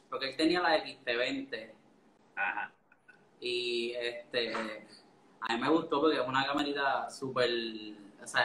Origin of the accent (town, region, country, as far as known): Orocovis, Puerto Rico; born or raised there; also born or lived in San Juan, Puerto Rico